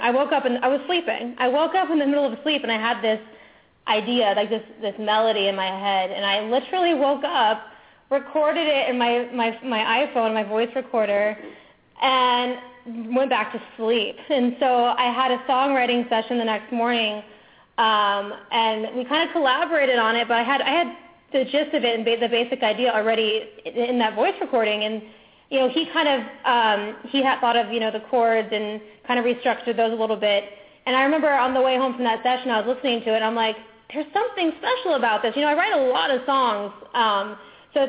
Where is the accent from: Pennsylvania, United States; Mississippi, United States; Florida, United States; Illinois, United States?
Florida, United States; Orlando; moved away; I'm originally from Orlando, Florida, where I grew up going to Disneyland all the time.